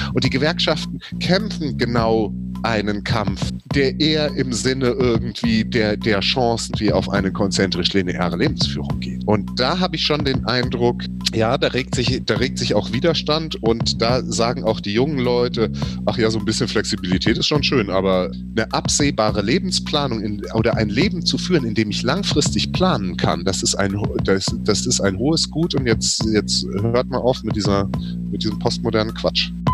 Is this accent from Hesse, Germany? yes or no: yes; Southern Hesse, Germany; Südhessen meine Heimat ist